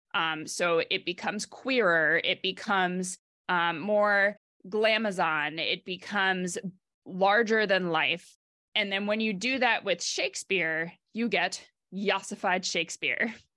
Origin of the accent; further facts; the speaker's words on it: New York, United States; grew up in New York on the eastern side of the state